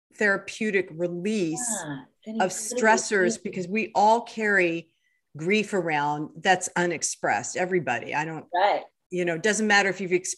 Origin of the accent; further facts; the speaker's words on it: California, United States; I grew up in California